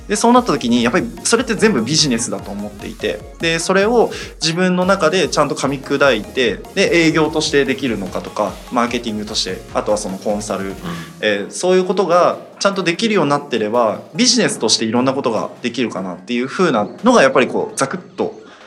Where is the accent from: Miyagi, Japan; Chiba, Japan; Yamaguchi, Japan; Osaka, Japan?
Miyagi, Japan; moved away; もともと宮城出身でっていうことで、まあ、あの大学までずっと宮城に